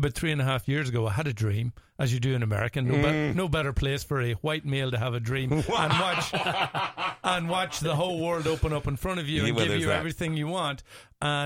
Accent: Northern Ireland, United Kingdom; moved away as an adult; also born or lived in London; now in Minnesota, United States; I come straight off the boat from the north, from the north of Ireland in the summer of 99

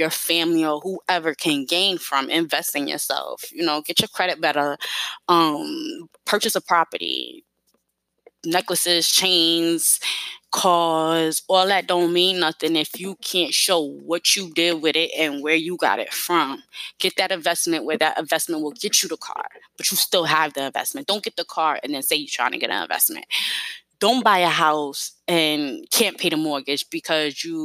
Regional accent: New York City, New York, United States; moved away as an adult; I'm from New York, but I'm also from Brooklyn. I'm also from East New York and also raised in the Bedford-Stuyvesant as well.

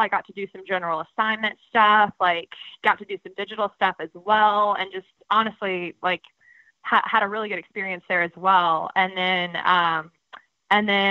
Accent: Georgia, United States; I'm from Georgia

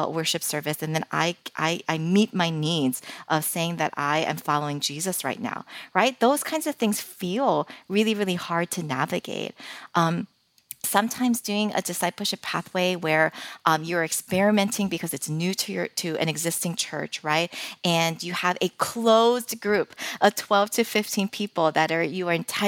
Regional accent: Philadelphia, Pennsylvania, United States; moved away; I'm originally from Philadelphia, but, you know, we've been living here for almost 15 years

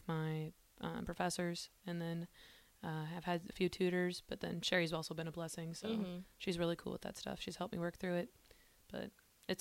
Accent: La Crosse, Wisconsin, United States; moved away as an adult; now in Lincoln, United States; I am from La Crosse, Wisconsin

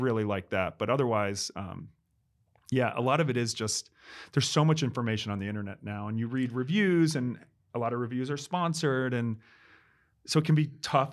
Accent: New York, United States; I'm the New Yorker

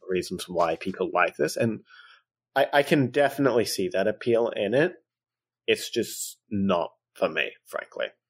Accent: Australia; I'm very Australian

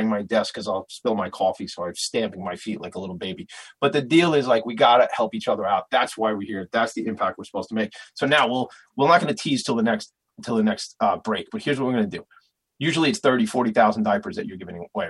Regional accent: Long Island, New York, United States; this is my hometown

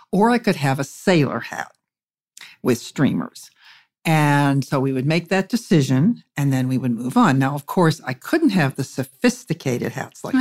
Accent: Pittsburgh, Pennsylvania, United States; I'm from Pennsylvania, and I was basically raised in Pittsburgh from the time I was 3 years old

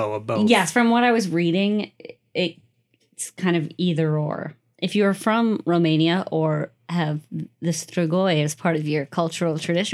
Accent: United States; I'm an American.

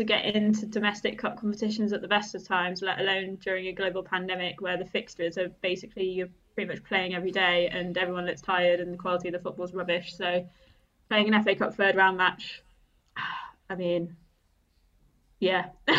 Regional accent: Germany; born or raised there

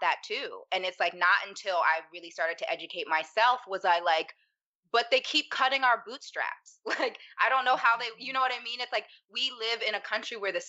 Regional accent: Pittsburgh, Pennsylvania, United States; I'm from Pittsburgh, Pennsylvania. And I grew up around maybe 4 Black people

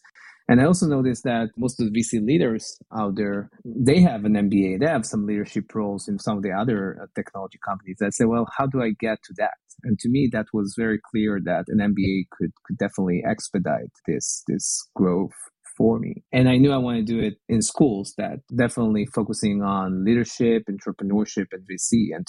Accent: a small town near Tel Aviv, Tel Aviv District, Israel; moved away as an adult; also born or lived in Silicon Valley, United States; now in United States; as you can still feel by my accent, I'm originally from Israel. And I was growing up in a small town near Tel Aviv.

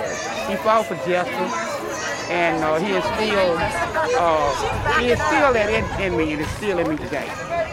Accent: Mason, Tennessee, United States; I'm from Mason, Tennessee.

